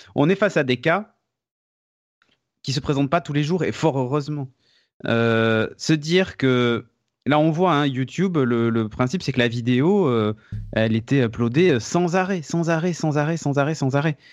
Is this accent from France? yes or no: yes; France; chez nous en France